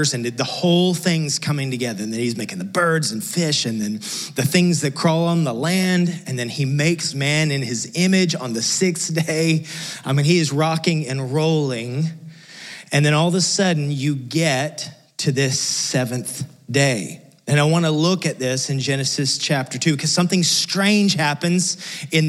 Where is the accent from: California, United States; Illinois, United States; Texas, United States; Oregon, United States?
Texas, United States; West; moved away; I came from West Texas, which is close to literally nothing.